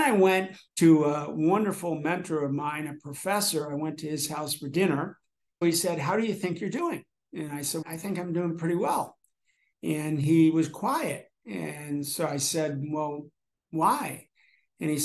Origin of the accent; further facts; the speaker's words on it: New Jersey, United States; I grew up in New Jersey primarily